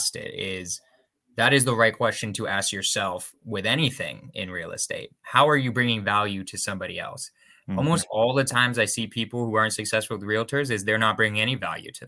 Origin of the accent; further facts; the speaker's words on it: California, United States; now in Berkeley, United States; I grew up in California